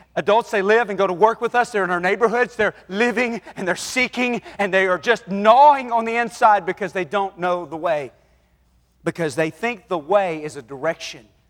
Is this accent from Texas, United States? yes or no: yes; Rusk, Texas, United States; now in Dallas, United States; I grew up in Rusk